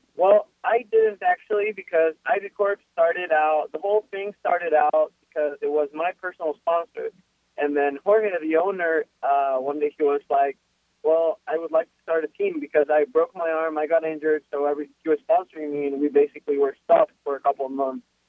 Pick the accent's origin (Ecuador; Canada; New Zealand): Ecuador; Quito, Pichincha; first language Spanish; English is a second language; now in United States